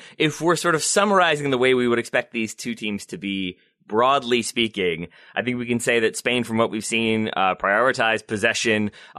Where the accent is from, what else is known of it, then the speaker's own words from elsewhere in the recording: United States; speaking as an American